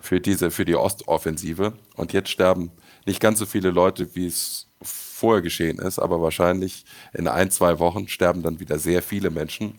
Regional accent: Düsseldorf, North Rhine-Westphalia, Germany; Als Düsseldorfer habe ich natürlich eine gewisse Verbundenheit

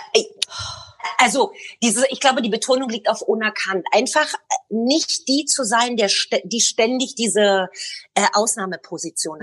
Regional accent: Berlin, Germany; moved away as an adult; now in Tel Aviv, Israel; als kleines Mädchen in Ostberlin

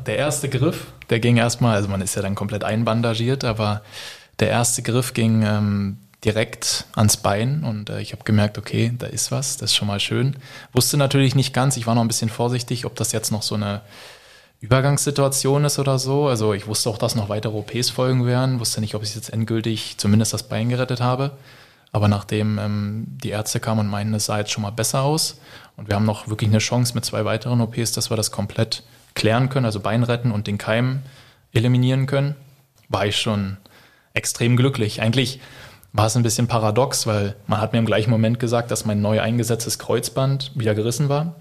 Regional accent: Berlin, Germany; now in Stuttgart, Germany; bin gebürtiger Berliner

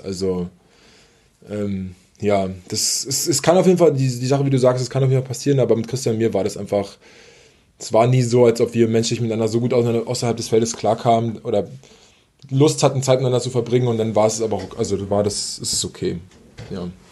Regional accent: Berlin, Germany; also born or lived in Italy; ich komme aus Berlin, also ich wohne ja aus, in Berlin

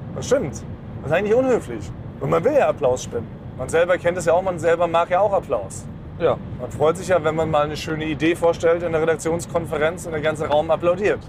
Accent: Berlin, Germany; in Weißensee, da wo ich aufgewachsen bin, in Berliner Stadtteil Weißensee

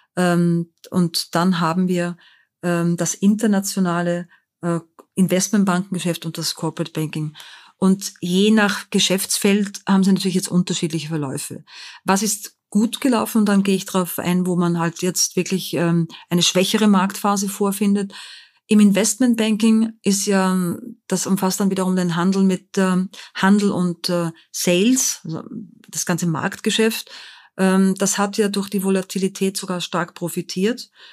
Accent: Linz, Upper Austria, Austria; moved away as an adult; also born or lived in Vienna; now in Frankfurt, Germany; aus Linz in Oberösterreich

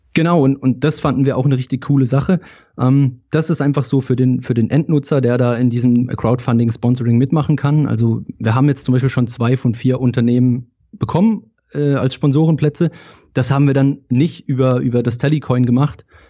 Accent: Rheinfelden, Baden-Württemberg, Germany; Ich komme ganz aus dem Süden, äh, aus Deutschland, aus Rheinfelden

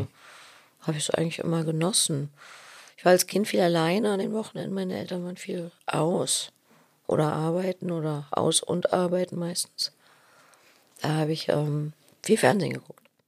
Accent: Berlin, Germany; als Berliner

